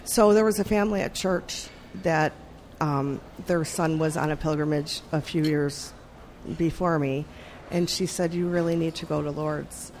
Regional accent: Buffalo, New York, United States; now in Richmond, United States; I am originally from Buffalo, New York.

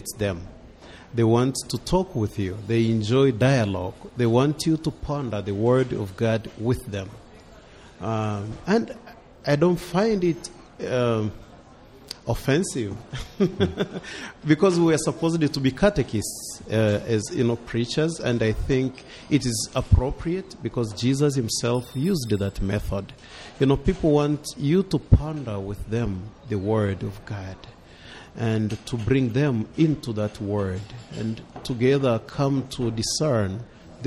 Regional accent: Tanzania; moved away as an adult; now in United States; I come from Africa

